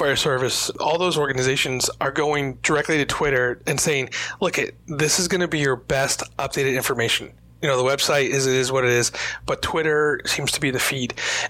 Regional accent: New York, United States; I'm from New York.

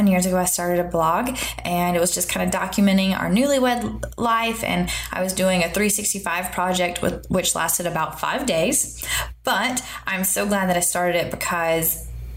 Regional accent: the American South, United States; accent: Southern; moved away as an adult; now in Seoul, South Korea; We are originally from America, from the South, and so you probably can hear it in my accent

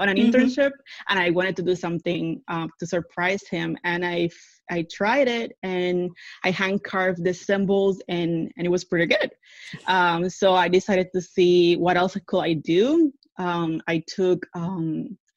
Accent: Puerto Rico; moved away as an adult; also born or lived in Washington State; now in Central Florida, United States; Born and raised in the island

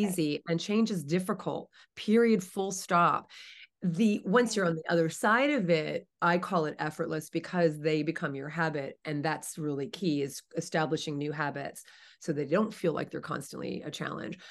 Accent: New Jersey, United States; moved away as an adult; now in California, United States; I grew up in New Jersey. I'm in California now. Have been for the last twenty-five years

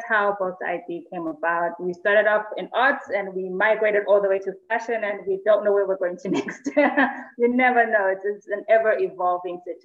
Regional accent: Eswatini; I'm from Swaziland

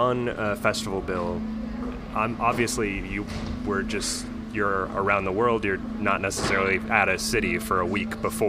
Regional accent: Chicago, Illinois, United States; I'm from Chicago.

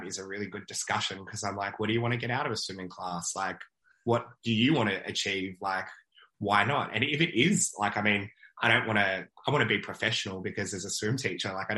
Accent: Australia; Aussies and Canadians, like our Canadian and Aussie cousins, like, we are very, like, welcoming people

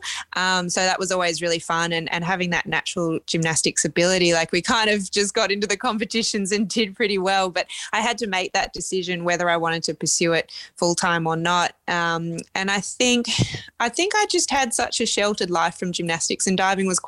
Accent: Sydney, New South Wales, Australia; have the Olympics in my hometown

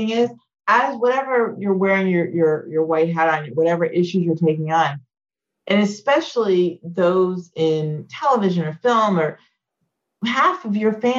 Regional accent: Clemson, South Carolina, United States; I'm a kid growing up in Clemson, South

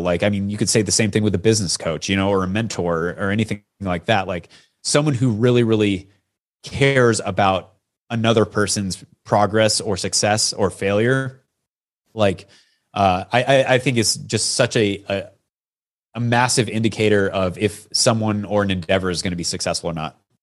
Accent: Yakima, Washington, United States; I grew up in Yakima, Washington

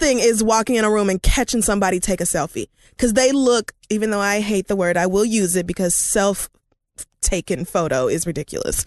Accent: Oklahoma, United States; I'm from Oklahoma

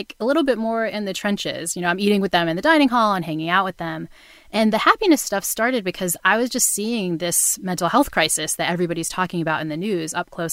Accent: New Bedford, Massachusetts, United States; I grew up in New Bedford, Massachusetts, which is the town in Moby Dick

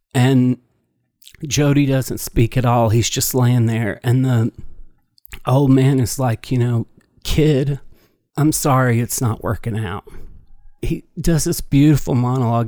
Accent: United States; I grew up on the Ohio River

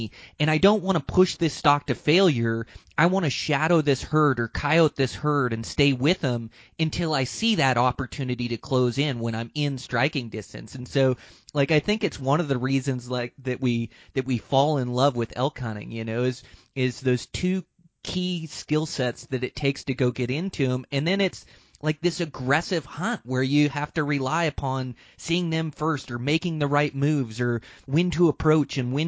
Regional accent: Montana, United States; my home state of Montana

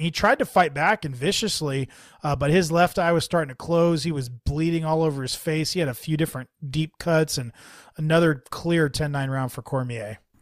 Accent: San Jose, California, United States; I'm from the South Bay. So, you know, San Jose

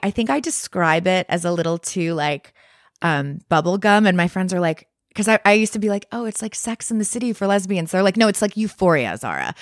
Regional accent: Westport, Connecticut, United States; moved away; also born or lived in Montclair, New Jersey; I grew up in Westport, Connecticut.

